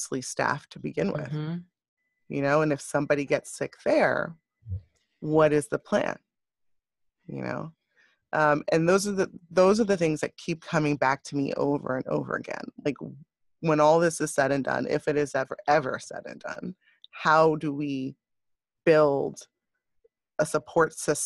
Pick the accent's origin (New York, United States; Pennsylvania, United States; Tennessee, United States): New York, United States; also born or lived in Westchester / The Bronx; being a New Yorker, you know, born and raised in New York, in Westchester and around in the Bronx